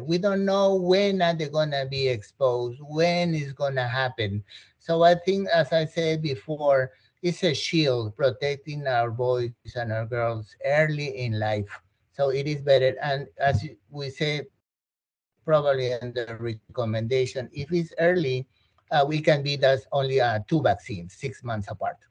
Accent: Peru; moved away; I'm from South America, I'm from Peru

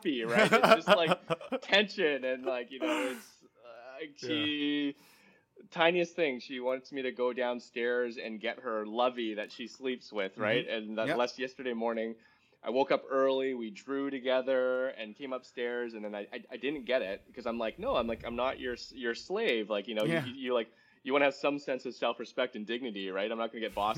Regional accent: Vancouver, British Columbia, Canada; moved away as an adult; also born or lived in San Francisco / San Mateo; I was from Vancouver

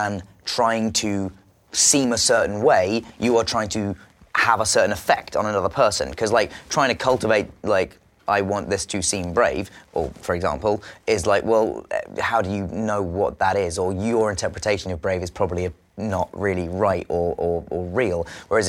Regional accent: England, United Kingdom; I'm English

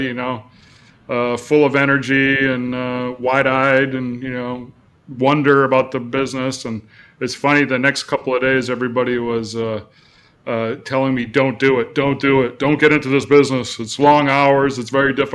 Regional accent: Cape Cod, Massachusetts, United States; moved away as an adult; also born or lived in Arizona; now in California, United States; I'm originally from Cape Cod, Massachusetts

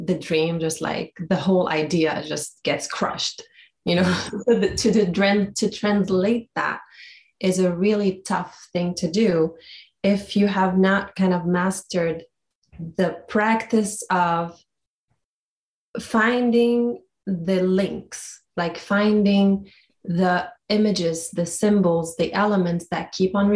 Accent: Beirut, Beirut Governorate, Lebanon; moved away; growing up in Beirut during the war

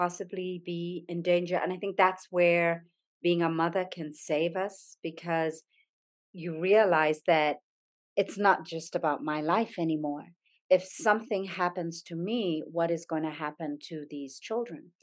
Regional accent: Zambia; moved away; I grew up in Zambia

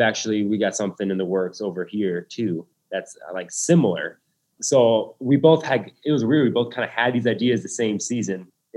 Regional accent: Lincoln, Nebraska, United States; We are from Lincoln, Nebraska.

